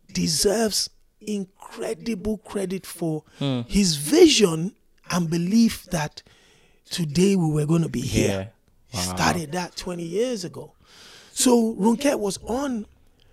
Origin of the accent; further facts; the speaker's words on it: Ibadan, Oyo, Nigeria; also born or lived in Ekiti State; now in United Kingdom; I was born and raised in Ibadan